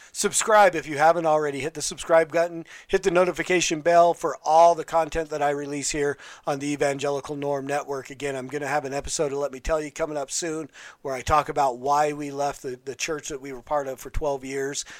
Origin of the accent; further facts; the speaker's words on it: West Valley City, Utah, United States; When I was growing up in West Valley City, Utah